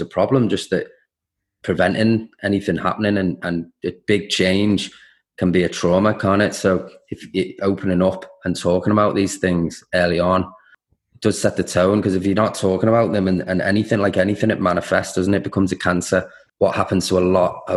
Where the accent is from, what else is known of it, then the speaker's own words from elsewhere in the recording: Liverpool, North West England, United Kingdom; I'm from Liverpool, both my side's ancestry both come from Ireland